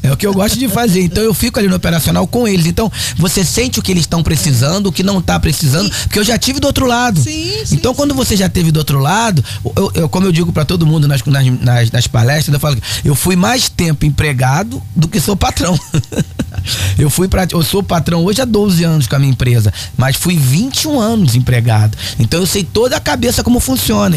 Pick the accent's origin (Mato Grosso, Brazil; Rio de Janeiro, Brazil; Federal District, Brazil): Rio de Janeiro, Brazil; Guapimirim; É, eu sou de Guapimirim. Sou de Guapimirim, nascido e criado em Guapimirim